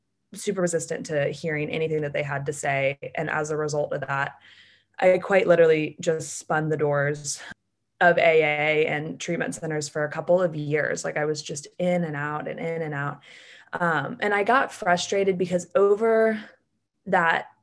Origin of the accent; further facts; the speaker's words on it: Atlanta, Georgia, United States; I'm from Atlanta, Georgia, and I grew up super normal